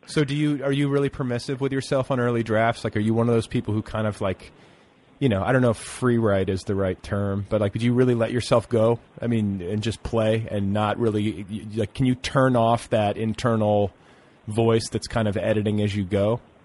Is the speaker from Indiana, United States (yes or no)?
yes; Indiana, United States; I grew up in Indiana